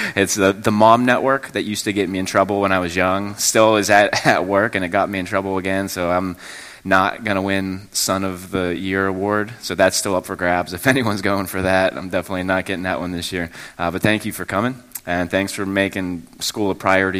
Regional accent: Mon Valley, Pennsylvania, United States; I grew up in the Mon Valley. I went to Bell Vernon area school, high school

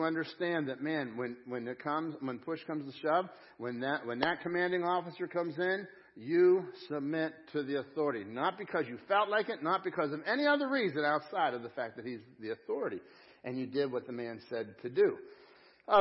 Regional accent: United States; I'm an American. Yeah, I have an American passport

